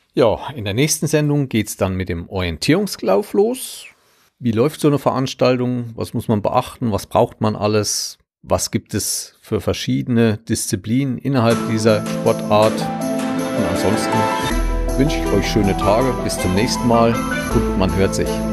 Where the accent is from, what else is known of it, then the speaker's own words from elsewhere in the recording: Southern Thuringia, Germany; komme ich aus Südthüringen und ich habe mal in einem anderen Land gelebt, was es nicht mehr gibt, politisch.